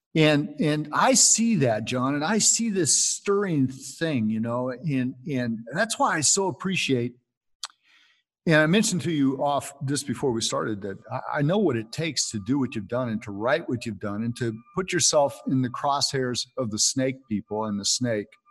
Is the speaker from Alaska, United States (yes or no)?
no; Santa Cruz, California, United States; also born or lived in Temple City, California; I live in Temple City, man. I, it was uh, it was uh, crazy, but I grew up in Santa Cruz, California on the beach